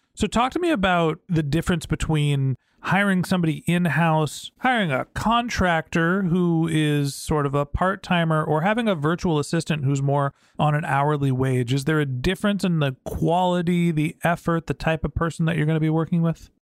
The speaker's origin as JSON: {"language": "English", "country": "United States", "said": "I'm from the United States"}